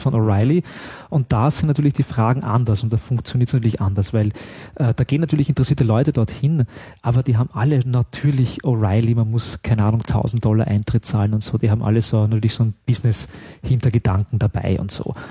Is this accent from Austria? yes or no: yes; Austria; ich darf das ja als Österreicher wirklich sagen